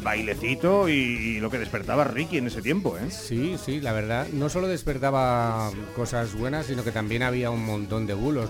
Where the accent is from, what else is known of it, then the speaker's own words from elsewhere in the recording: Salamanca, Castile and León, Spain; nuestra ciudad